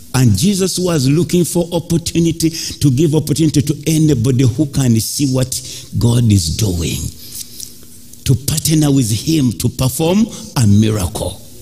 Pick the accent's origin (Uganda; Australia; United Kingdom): Uganda; I grew up in Africa